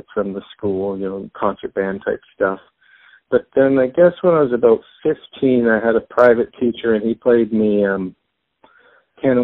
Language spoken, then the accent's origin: English; Toronto, Ontario, Canada; also born or lived in Winnipeg area, Manitoba; I was born in a little small town outside of Winnipeg in the prairies in Canada, but I moved here when I was very young, so I was raised in Toronto